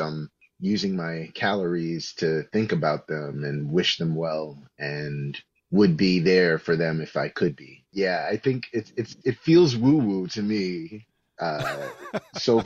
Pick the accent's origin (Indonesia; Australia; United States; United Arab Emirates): United States; New York City, New York; I grew up in New York City